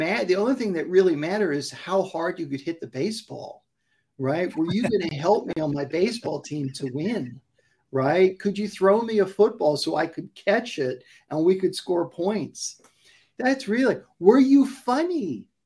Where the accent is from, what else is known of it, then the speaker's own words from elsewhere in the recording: New York City, New York, United States; also born or lived in Brooklyn, New York / Upper East Side, Manhattan; now in California, United States; I was raised in Queens